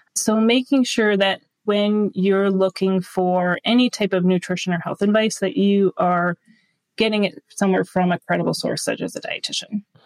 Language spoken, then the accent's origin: English; Duluth, Minnesota, United States; also born or lived in Winona, Minnesota; I found a local triathlon here uh, near Duluth, Minnesota, which is my hometown area